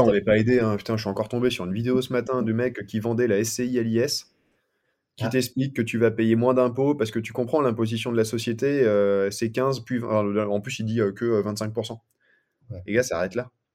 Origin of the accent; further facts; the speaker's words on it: Paris, Île-de-France, France; moi je viens de Paris à la base